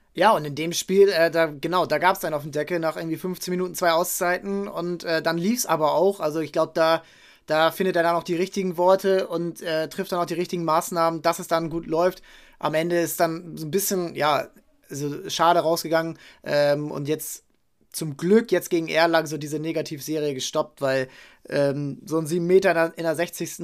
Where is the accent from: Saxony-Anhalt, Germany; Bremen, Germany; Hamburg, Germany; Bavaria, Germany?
Hamburg, Germany; als Hamburger